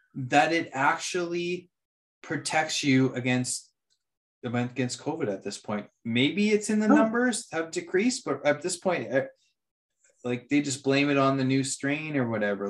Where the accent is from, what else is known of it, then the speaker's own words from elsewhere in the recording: Canada; as a Canadian